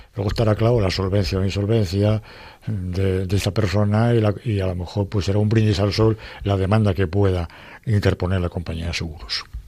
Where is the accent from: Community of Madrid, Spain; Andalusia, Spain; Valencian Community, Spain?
Community of Madrid, Spain; Madrid; de mi pueblo, que es Madrid